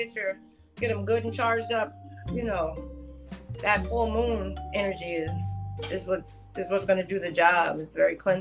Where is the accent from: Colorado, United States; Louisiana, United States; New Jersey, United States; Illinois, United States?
New Jersey, United States; I'm from Jersey